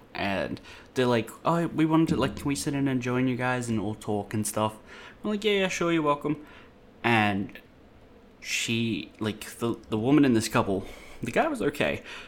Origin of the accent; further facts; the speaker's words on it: Blacktown, New South Wales, Australia; I'm from Blacktown as well.